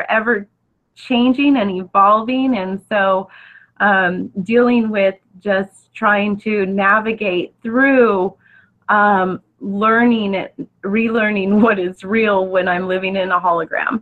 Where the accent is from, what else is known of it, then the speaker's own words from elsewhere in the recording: Orange County, Southern California, United States; I'm from Southern California, Orange County, to be precise